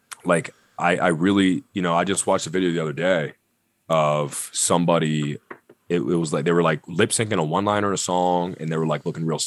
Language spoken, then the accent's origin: English; Pittsburgh, Pennsylvania, United States; I'm from Pittsburgh